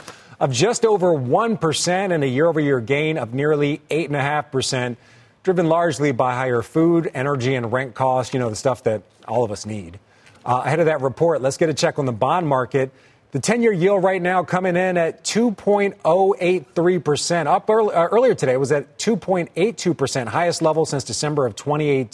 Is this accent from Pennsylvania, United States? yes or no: yes; Philadelphia, Pennsylvania, United States; My hometown of Philly